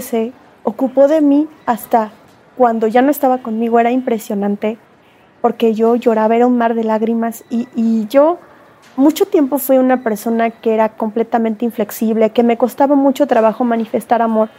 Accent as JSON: {"language": "Spanish", "country": "Mexico", "said": "me voy a quedar aquí en mi país"}